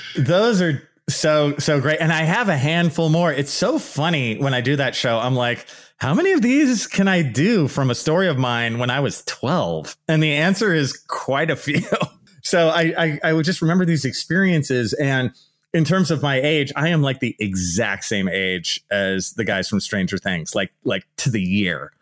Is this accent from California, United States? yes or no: yes; Bay Area, California, United States; also born or lived in Santa Barbara / Los Angeles / Riverside; So I'm originally from the Bay Area. And then I went to like Santa Barbara, then I went a little lower, and I went to the LA area and then ultimately to Riverside.